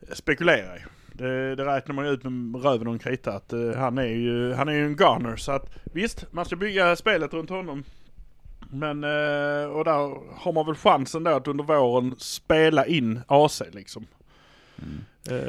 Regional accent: Malmö, Skåne, Sweden; vi är från Malmö

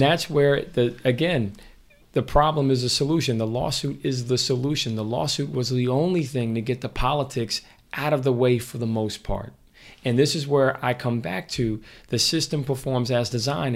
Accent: Mount Vernon, New York, United States; I grew up in Mount Vernon.

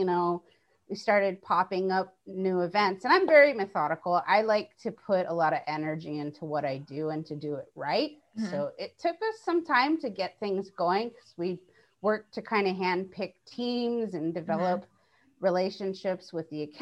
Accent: Hawaii, United States; I come from Hawaii. We don't have snow.

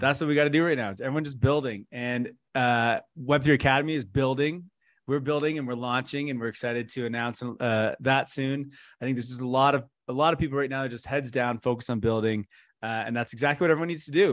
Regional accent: Canada; I'm from Canada

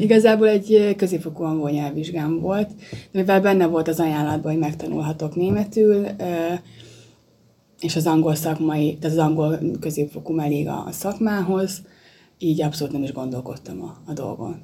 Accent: Miskolc, Borsod-Abaúj-Zemplén, Hungary; moved away as an adult; also born or lived in Vienna, Austria; Születtem, itt nőttem fel Miskolcon

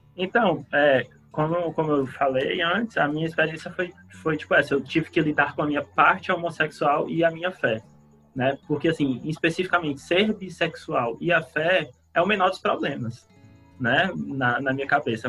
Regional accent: Fortaleza, Ceará, Brazil; eu sou de, de Fortaleza, do Ceará

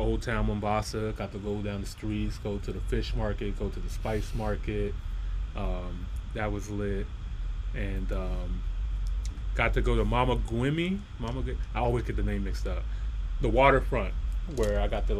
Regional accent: United States; me being American

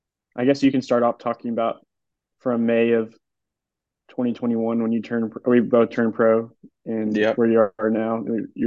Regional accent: Austin, Texas, United States; I'm from Austin, Texas. And yeah, I was kind of born into a golf family.

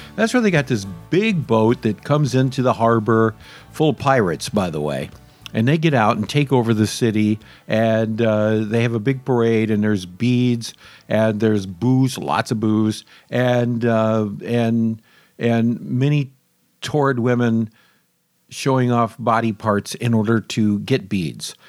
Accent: Michigan, United States; now in Florida, United States; Although I love Michigan, I'm from Michigan

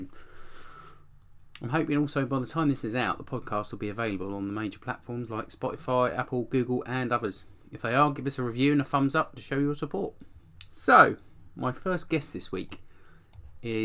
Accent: Kent, South East England, United Kingdom; moved away; I'm from Kent originally

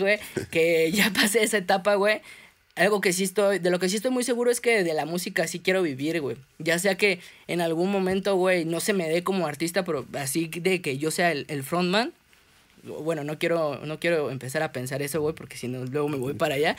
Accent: Mexico City, Mexico; soy un artista de la Ciudad de México

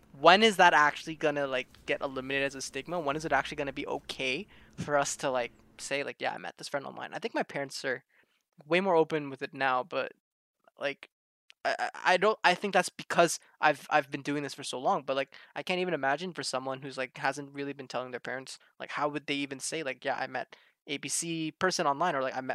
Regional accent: Toronto, Ontario, Canada; I'm from Toronto, in Canada.

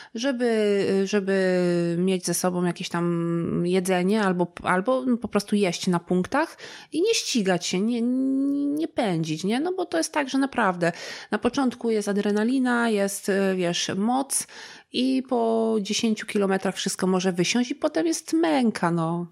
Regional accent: Gorlice, Lesser Poland, Poland; w okolicach Gorlic. To są też moje strony.

